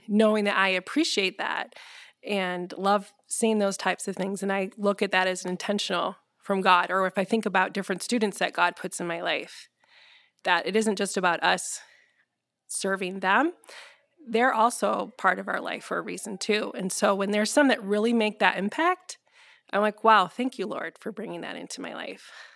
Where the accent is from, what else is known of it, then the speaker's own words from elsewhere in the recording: Grandville, Michigan, United States; also born or lived in Hawaii / Colorado; now in Holland, United States; I'm actually from Granville